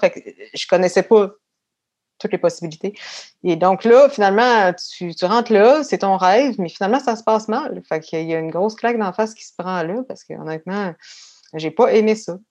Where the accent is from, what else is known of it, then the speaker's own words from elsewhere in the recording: Quebec City, Quebec, Canada; also born or lived in Paris, France / England; Je suis née à Québec et j'ai grandi principalement à Beauport communément appelé Beauport Beach